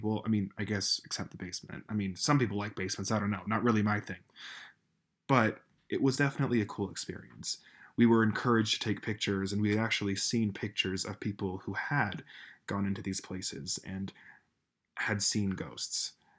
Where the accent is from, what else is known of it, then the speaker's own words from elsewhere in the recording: Colorado, United States; my home state of Colorado.